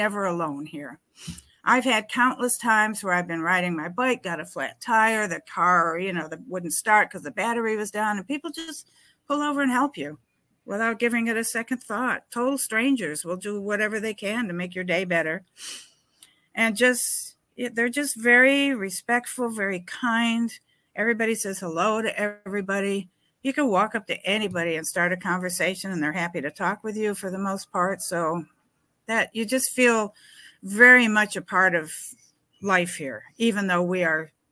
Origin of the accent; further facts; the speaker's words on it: New York City, New York, United States; moved away as an adult; now in David, Panama; I'm from New York City.